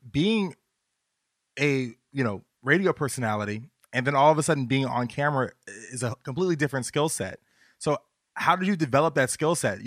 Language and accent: English; Virginia, United States; I'm from Virginia